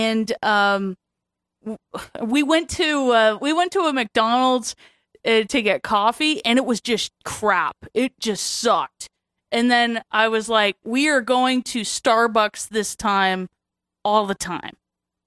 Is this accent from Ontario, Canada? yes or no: yes; Toronto, Ontario, Canada; I grew up in Toronto